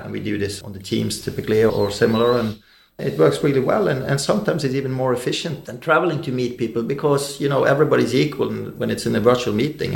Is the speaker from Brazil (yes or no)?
no; Bergen, Vestland, Norway; growing up in, in Bergen, Norway